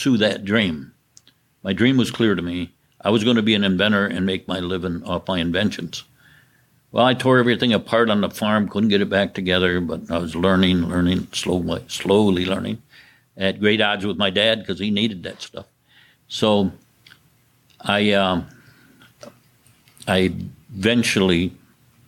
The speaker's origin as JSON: {"language": "English", "town": "Indiantown", "region": "Michigan", "country": "United States", "tie": "born or raised there", "said": "I'm from Indian Town, which is in Saginaw County. I grew up on a farm"}